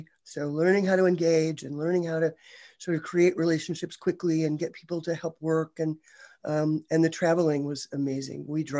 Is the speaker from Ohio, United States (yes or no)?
yes; Ohio, United States; So close, Ohio.